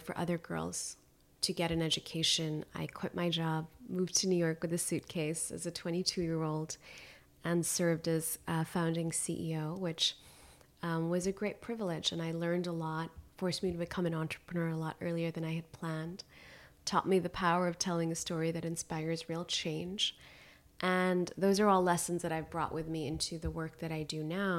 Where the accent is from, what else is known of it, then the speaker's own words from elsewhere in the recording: Khyber Pakhtunkhwa, Pakistan; I stayed very connected to my home country and would go back and would continue to volunteer.